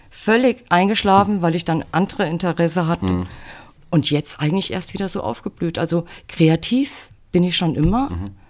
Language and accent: German; Großenlüder, Hesse, Germany; also born or lived in Fulda; Also ich bin in Fulda geboren und in Großenlüder Müs